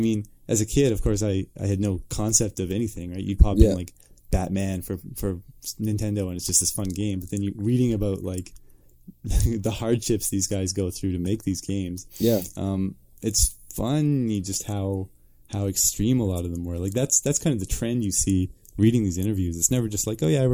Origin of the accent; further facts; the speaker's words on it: Truro, Nova Scotia, Canada; I moved to Truro, Nova Scotia when I was five